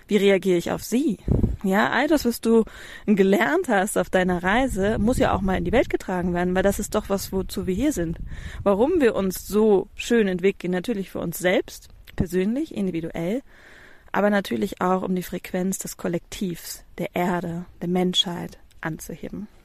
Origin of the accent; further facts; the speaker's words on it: Hamburg, Germany; Ich habe, ich bin eine Hamburger Großstadtpflanze. Ich habe bis vor zwei Jahren dir noch, äh, hätte ich dir noch gesagt, boah, ich ziehe nie aus Hamburg weg. Niemals. Ich wohne in Hamburg-Ottensen oder wohnte in Hamburg-Ottensen mittendrin im Leben.